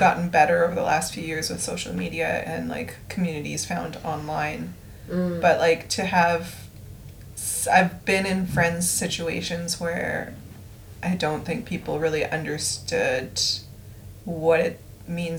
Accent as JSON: {"language": "English", "country": "Canada", "tie": "born or raised there", "said": "growing up in Canada as a brown person of mixed race, brown person"}